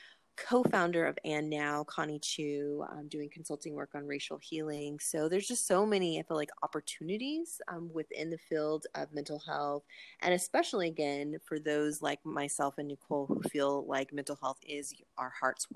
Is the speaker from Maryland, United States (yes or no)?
no; Oakland, California, United States; also born or lived in New York City / Los Angeles; now in Atlanta, United States; I am from Oakland, California originally, and was able to move to various places, including New York City, as well as Los Angeles